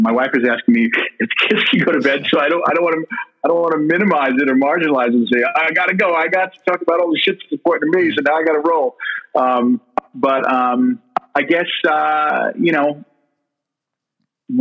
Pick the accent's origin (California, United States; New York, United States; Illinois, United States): New York, United States; Long Island; also born or lived in Queens, New York; I grew up on Long Island